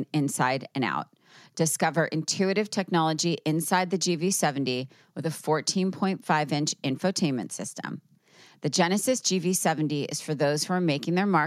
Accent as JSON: {"language": "English", "region": "New York", "country": "United States", "said": "I'm a New Yorker at heart for life"}